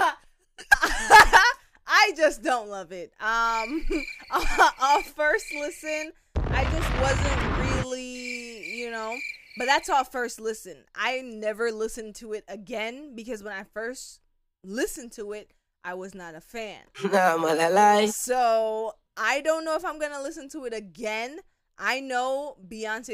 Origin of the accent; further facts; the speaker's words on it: Jamaica; we're Jamaican still